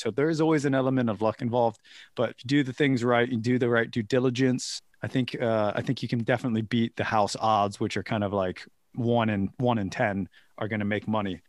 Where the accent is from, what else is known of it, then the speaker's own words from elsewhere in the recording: United States; moved away; growing up in America